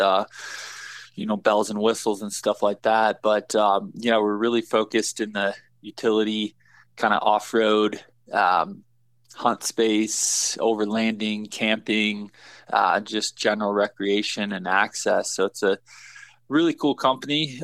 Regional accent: Michigan, United States; now in Colorado, United States; I grew up in Michigan, so I cut my teeth on whitetails

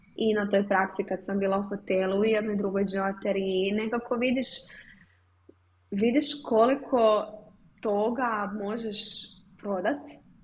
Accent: Zagreb, City of Zagreb, Croatia; iz Zagreba sam i proizvodnja nam je u Zagrebu

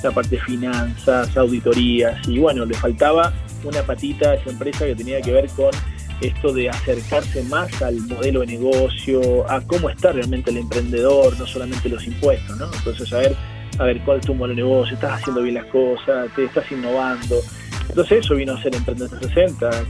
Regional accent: Argentina; now in Chile; por la cantidad de años que tengo y por la cantidad de, de experiencia, soy más chileno que argentino.

